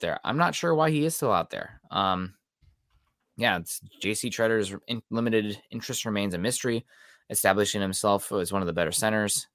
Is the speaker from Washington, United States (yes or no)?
no; southern Iowa, United States; also born or lived in Missouri; I'm from a little further south there, southern Iowa